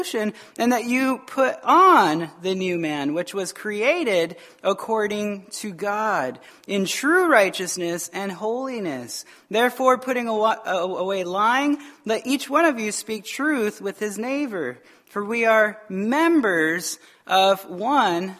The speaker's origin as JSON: {"language": "English", "region": "Arizona", "country": "United States", "moved": "yes", "said": "I'm from Arizona"}